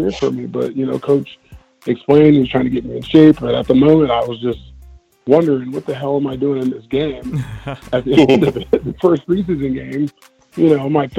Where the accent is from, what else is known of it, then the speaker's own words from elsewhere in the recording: Southern California, United States; I grew up in Southern Cal.